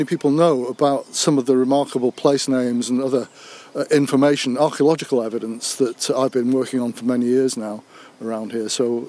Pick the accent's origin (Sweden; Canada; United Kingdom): United Kingdom; Barrow-in-Furness, North West England; moved away as an adult; also born or lived in Durham; I hail from Barrow, where they build the subs, and I went from Barrow to study archaeology many years ago at Durham University